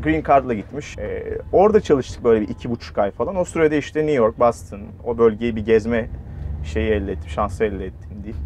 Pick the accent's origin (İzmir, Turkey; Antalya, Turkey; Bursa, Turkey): Bursa, Turkey; Mustafakemalpaşa; moved away as an adult; bizim Mustafa Kemal Paşalıyım ben Bursa